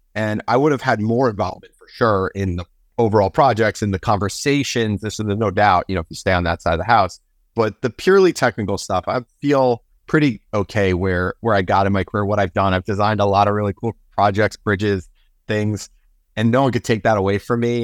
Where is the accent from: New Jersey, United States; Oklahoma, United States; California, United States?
New Jersey, United States; my home state of New Jersey